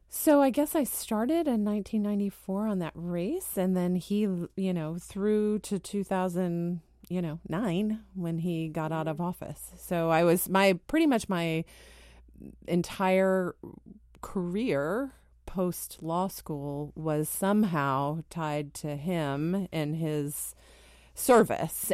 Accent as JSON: {"language": "English", "town": "Dallas", "region": "Texas", "country": "United States", "tie": "born or raised there", "also_born_or_lived": "St. Louis, Missouri", "moved": "as an adult", "lives_now": "Washington, D.C., United States", "said": "I spent most of my sort of formative years in Texas, growing up in Texas"}